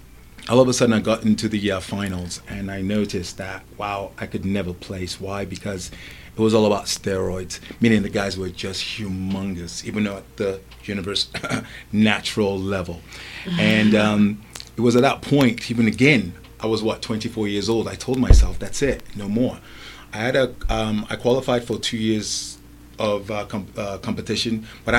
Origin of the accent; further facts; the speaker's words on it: Lagos, Nigeria; now in England, United Kingdom; I remember growing up in Nigeria before I moved to England. I was always very, very athletic, especially playing sports against local streets in Lagos and whatnot.